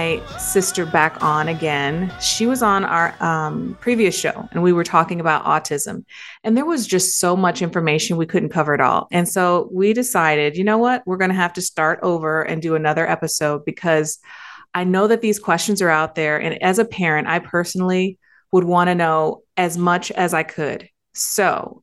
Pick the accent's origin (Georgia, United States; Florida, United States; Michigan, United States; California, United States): Michigan, United States; now in Texas, United States; So I'm originally from Michigan. All my family is still in Michigan